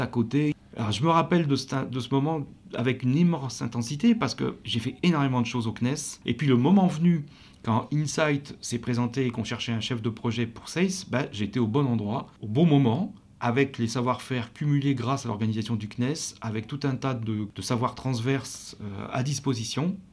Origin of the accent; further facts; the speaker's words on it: France; accent: French; notre franglais et euh, notre accent allemand pour l'un et français pour l'autre